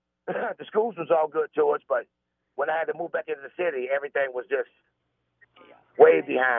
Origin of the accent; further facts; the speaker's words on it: Indianapolis, Indiana, United States; Yes, I grew up on the Golden Ghetto out in 63rd. I moved out there in 58, And I was going to Grandview, and they had to integrate the schools back in 60, 61. So I had to be integrated to Cookie Creek.